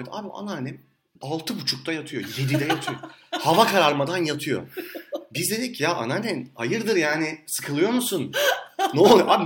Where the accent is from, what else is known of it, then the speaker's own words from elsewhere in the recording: Istanbul, Turkey; Ben Ataköylüyüm. Alakasız, çok uzaktayım.